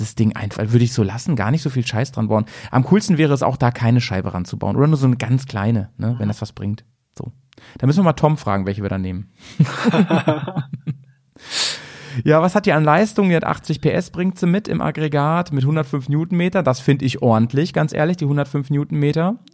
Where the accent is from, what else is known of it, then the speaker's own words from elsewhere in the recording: near Hanover, Lower Saxony, Germany; now in Bremen, Germany; in meiner alten Heimat, also in der Nähe von Hannover